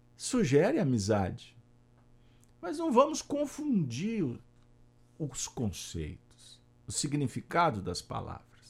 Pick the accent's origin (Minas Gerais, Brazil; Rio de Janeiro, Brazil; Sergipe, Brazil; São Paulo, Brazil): Minas Gerais, Brazil; Pedro Leopoldo; sou mineiro e passei a minha infância na região em que Chico nasceu, a cidade da Cachoeira das Moças, Pedro Leopoldo